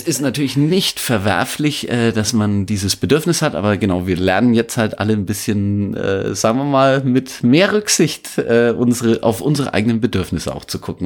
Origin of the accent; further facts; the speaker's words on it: northeastern Upper Franconia, Bavaria, Germany; ich bin in Nordostoberfranken groß geworden